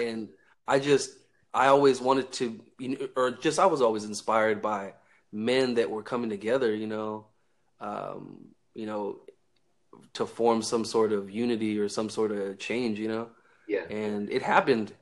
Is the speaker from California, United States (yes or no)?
yes; Northern California, United States; I'm from uh, Northern California